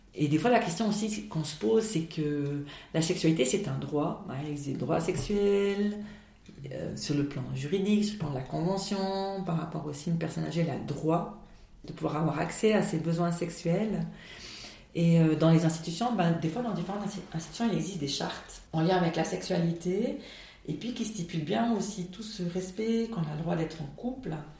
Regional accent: Valais, Switzerland; chez nous en Valais

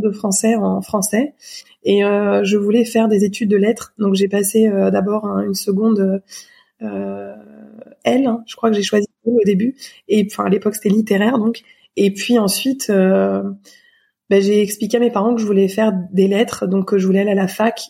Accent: Surgères, Nouvelle-Aquitaine, France; J'ai grandi dans une euh, ville qui s'appelle Surgère, en Charente-Maritime, près de La Rochelle, euh, de 6 ans à 19 ans

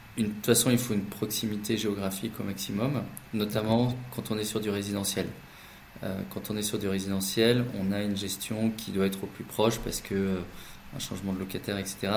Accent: the Nord, Hauts-de-France, France; now in Paris, France; on est du Nord et on habite à Paris

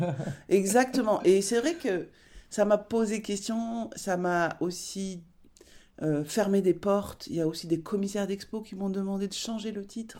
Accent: Basque Country, Nouvelle-Aquitaine, France; j'ai grandi au Pays Basque

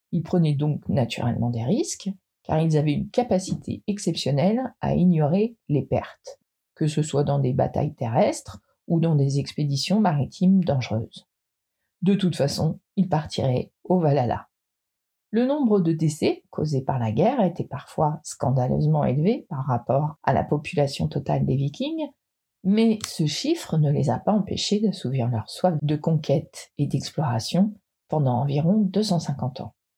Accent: Brittany, France; je suis bretonne

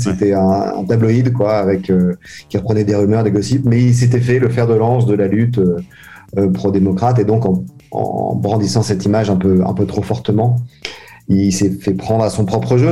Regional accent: France; now in Hong Kong; si j'étais resté en France

